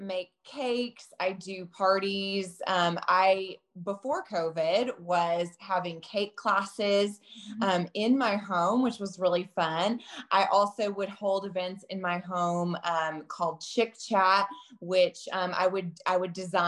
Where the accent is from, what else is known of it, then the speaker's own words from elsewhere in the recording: Texas, United States; moved away; I'm from Texas originally.